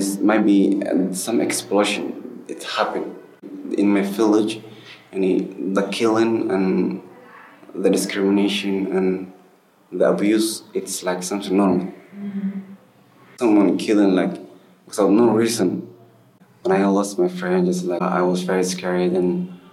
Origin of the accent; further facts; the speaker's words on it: Somalia; now in Egypt; I'm from Somalia